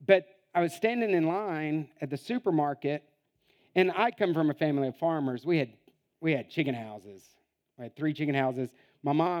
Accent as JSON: {"language": "English", "country": "United States", "moved": "as an adult", "lives_now": "Italy", "said": "I'm an American with two master's degrees."}